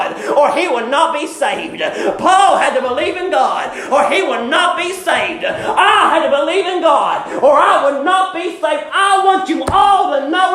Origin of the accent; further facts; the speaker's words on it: Richmond, Kentucky, United States; I was born in Richmond, Kentucky a few years ago. And I lived in Greyhawk my entire life.